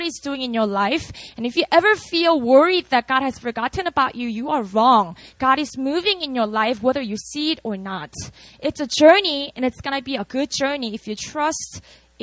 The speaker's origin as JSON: {"language": "English", "region": "Busan", "country": "South Korea", "tie": "born or raised there", "moved": "yes", "said": "I was born and raised in Korea. I'm from a city called Busan"}